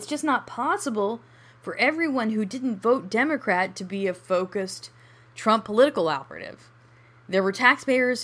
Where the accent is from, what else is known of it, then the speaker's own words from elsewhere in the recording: United States; I am an American